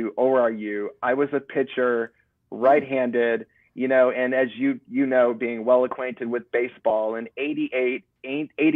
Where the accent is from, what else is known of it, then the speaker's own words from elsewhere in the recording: southeastern Michigan, United States; moved away as an adult; also born or lived in Arizona; I grew up in Michigan.